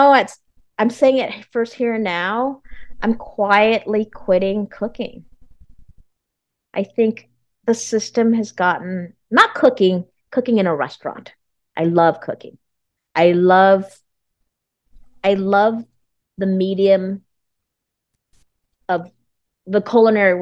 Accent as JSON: {"language": "English", "country": "United States", "said": "I'm Vietnamese American."}